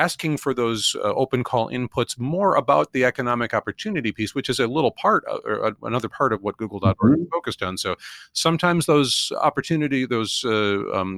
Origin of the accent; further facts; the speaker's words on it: Minnesota, United States; my home state of Minnesota, where I'm speaking from right now.